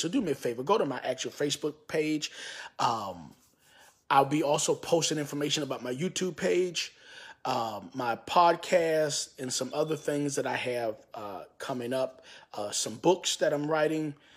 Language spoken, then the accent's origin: English; New York City, New York, United States; also born or lived in Bronx / Queens / Brooklyn; I was born and raised in Harlem, moved to the Bronx, also lived in Queens, lived in Brooklyn for a little while